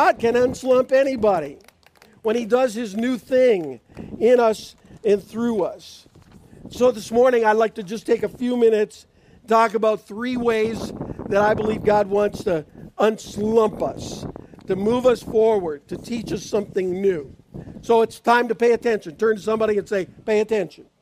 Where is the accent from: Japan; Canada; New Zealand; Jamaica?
Canada; Niagara Falls, Ontario; also born or lived in Spring Arbor, Michigan / Washington State; now in Davison, United States; I grew up in Niagara Falls, Ontario, Canada